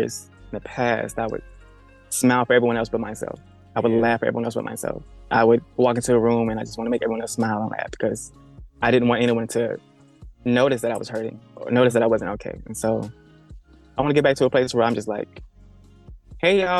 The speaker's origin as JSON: {"language": "English", "region": "the South", "country": "United States", "tie": "born or raised there", "said": "growing up in the South."}